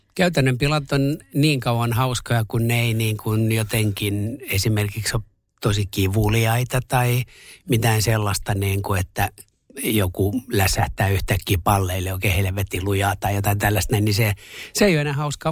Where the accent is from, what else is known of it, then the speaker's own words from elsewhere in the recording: Masku, Southwest Finland, Finland; also born or lived in Turku; Mähän olin kuinkin viiden luokkaa, kun me muutettiin Turusta Maskuun siihen ky, niin kun Turun kylkeen kuntaan. Sitten mä elin siellä lapsuuteni ja nuoruuteni ja sitten taas takaisin Turkuun.